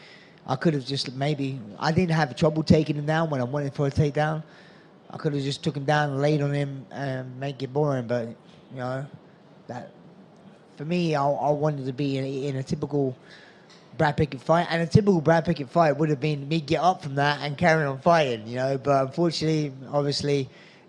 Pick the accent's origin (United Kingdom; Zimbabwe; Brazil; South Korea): United Kingdom; England; my home country fans in Nottingham